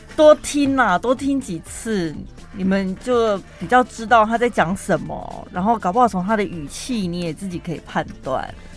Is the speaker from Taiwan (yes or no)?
yes; Taiwan; 我就是身为台湾人